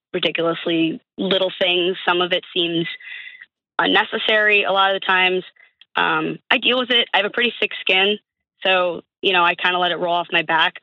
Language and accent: English; Buffalo, New York, United States; moved away as an adult; now in Pittsburgh, United States; I'm actually originally from Buffalo